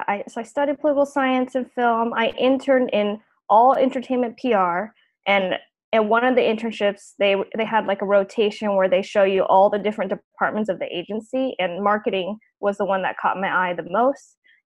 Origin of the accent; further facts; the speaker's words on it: Sacramento, California, United States; also born or lived in Los Angeles; I'm originally born and raised in Sacramento, but I moved to LA to attend UCLA for college